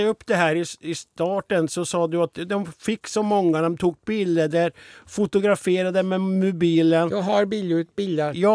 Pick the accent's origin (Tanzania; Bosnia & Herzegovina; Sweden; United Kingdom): Sweden; Norwegian is a second language; Jeg er svensk, men jeg henger ikke helt med her.